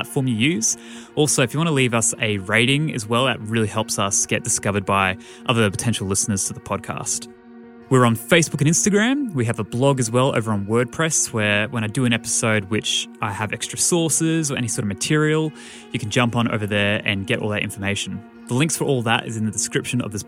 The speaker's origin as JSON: {"language": "English", "town": "Brisbane", "region": "Queensland", "country": "Australia", "tie": "born or raised there", "said": "my hometown of Brisbane, Australia"}